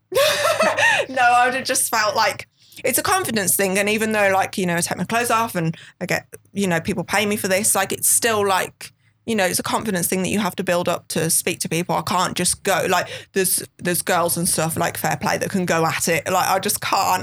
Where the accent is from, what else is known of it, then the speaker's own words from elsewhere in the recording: Birmingham, West Midlands, United Kingdom; accent: thick Birmingham; I'm from Birmingham, and I do have a Birmingham accent